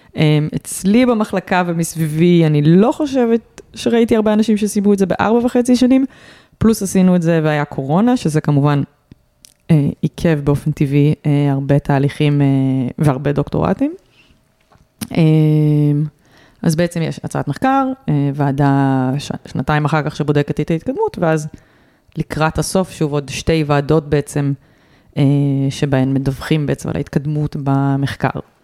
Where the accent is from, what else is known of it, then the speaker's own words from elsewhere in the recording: Rehovot, Central District, Israel; אני נולדתי ברחובות